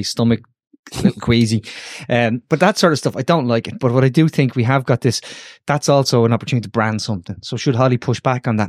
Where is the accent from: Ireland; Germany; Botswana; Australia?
Ireland; Dublin, Leinster; I grew up, I, I kicked the football in, in, uh, Ormond Square